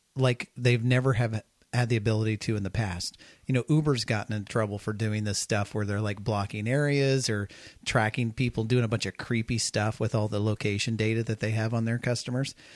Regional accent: Kansas, United States; I live I grew up in Kansas

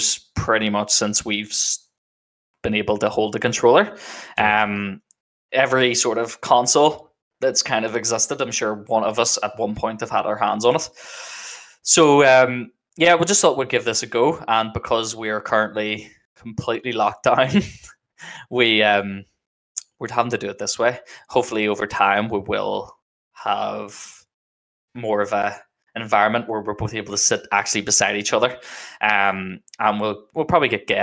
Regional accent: Northern Ireland, United Kingdom; I'm a Mixer streamer and I'm from Northern Ireland

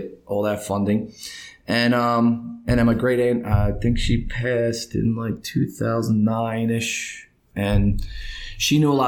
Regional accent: United States; I'm from America

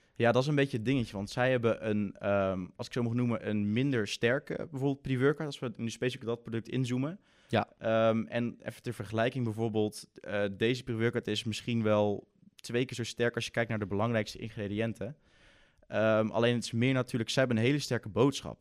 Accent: Breda, North Brabant, Netherlands; ik kom uit Breda.

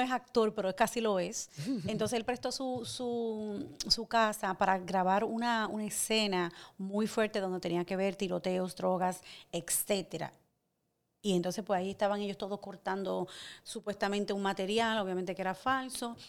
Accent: Santo Domingo, Distrito Nacional, Dominican Republic; moved away as an adult; also born or lived in Guttenberg, New Jersey, United States; es de Santo Domingo, República Dominicana. Eh, yo nací, me crié en el INVI, que queda en los kilómetros

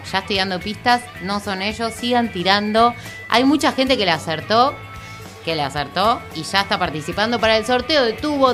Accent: Buenos Aires, Argentina; los que somos de capital decimos allá del acceso oeste.

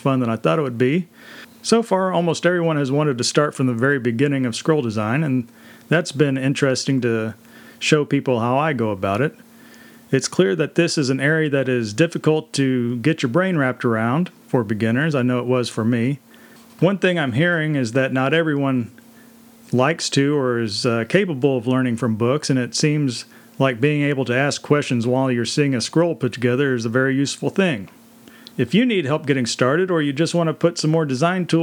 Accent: Texas, United States; I'm from Texas

